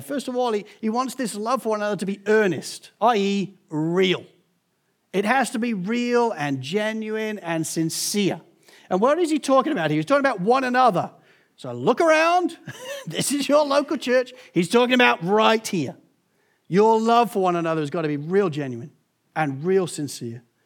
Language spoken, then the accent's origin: English; England, United Kingdom; also born or lived in United States; being English